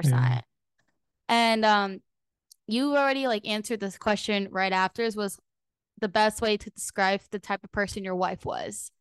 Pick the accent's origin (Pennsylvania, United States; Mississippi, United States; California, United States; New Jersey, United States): New Jersey, United States; also born or lived in Orlando, Florida; now in Cape Coral, United States; I'm originally from New Jersey